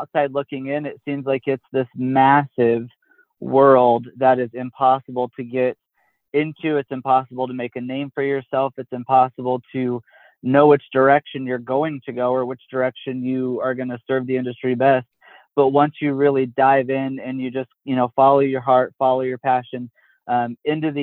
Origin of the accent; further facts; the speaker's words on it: Pratt, Kansas, United States; I grew up in South Central Kansas, about an hour from the Oklahoma line, about 4 hours from both sides, Missouri and Colorado, on 54, in a small town called Pratt